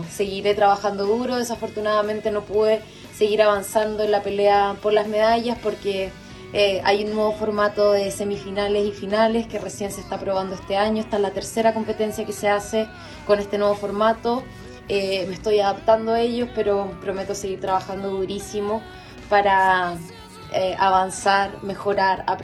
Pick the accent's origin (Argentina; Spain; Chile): Chile; como una chilena